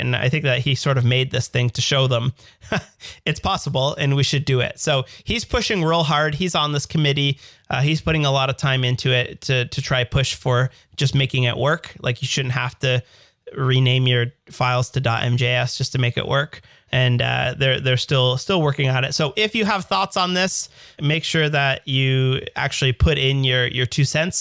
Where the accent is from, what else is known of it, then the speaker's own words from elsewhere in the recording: Canada; accent: Canadian; my Canadian accent